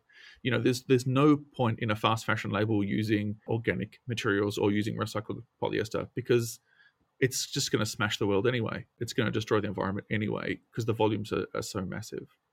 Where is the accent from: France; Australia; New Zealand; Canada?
Australia; I come from a country town in Australia, as you can tell from my accent.